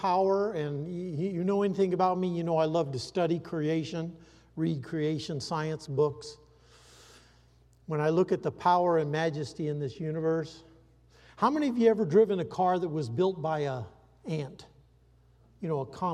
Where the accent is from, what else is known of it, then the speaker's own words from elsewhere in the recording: Iowa, United States; I grew up in Iowa